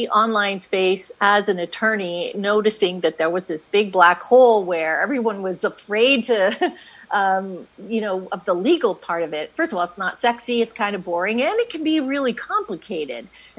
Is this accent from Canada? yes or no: yes; Canada; now in United States; But then we moved to the States, and I wasn't able to work in the States. I came from Canada, actually, and so I went to law school.